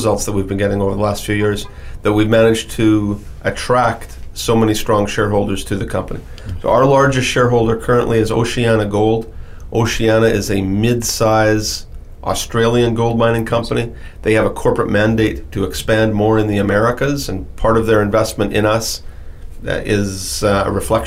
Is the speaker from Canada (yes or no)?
yes; Timmins, Ontario, Canada; I was born in Timmins, Ontario